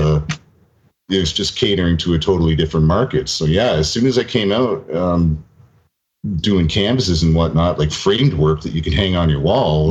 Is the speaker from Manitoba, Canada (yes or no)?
no; near Toronto, Ontario, Canada; I'm pure Canadian blood.